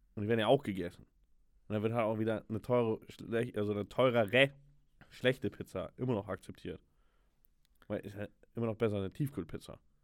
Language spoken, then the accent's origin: German; Germany; ich bin Deutscher